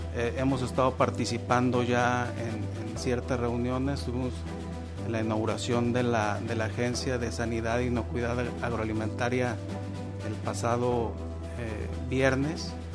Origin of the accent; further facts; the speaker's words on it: Jalisco, Mexico; soy agricultor, orgullosamente de Jalisco, en cuarta generación